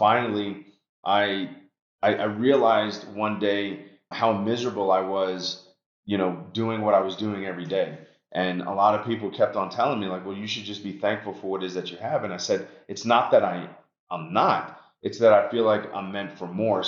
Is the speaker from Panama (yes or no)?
no; New York City, New York, United States; moved away; also born or lived in Long Island, New York; when I was a kid growing up in New York, I was actually my parents moved us from Washington Heights, New York City to Long Island